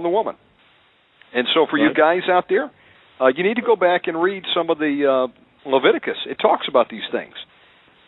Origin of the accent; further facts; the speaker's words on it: Deep South, United States; I was born in the Deep South. You know, I would call myself a redneck. you know, we were raised on bacon, pork chops, ham